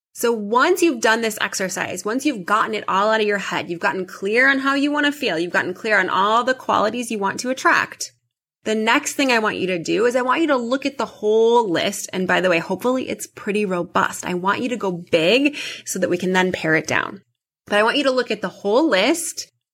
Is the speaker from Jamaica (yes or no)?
no; Midwest, United States; also born or lived in New York / California; now in Chicago, United States; I grew up in the Midwest